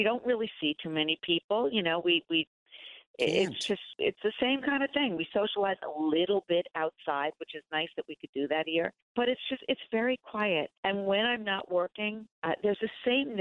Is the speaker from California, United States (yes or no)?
no; New York, United States; I am a New Yorker, diehard New Yorker